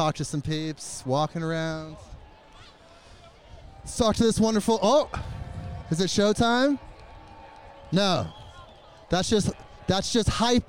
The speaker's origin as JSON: {"language": "English", "region": "Oregon", "country": "United States", "said": "Yeah, I love meeting new people. We're neighbors. We're from Oregon"}